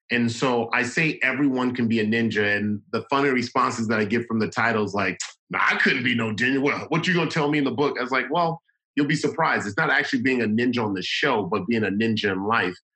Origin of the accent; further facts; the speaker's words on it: Los Angeles, California, United States; the kids there are kind of like me and how I grew up in South Central Los Angeles.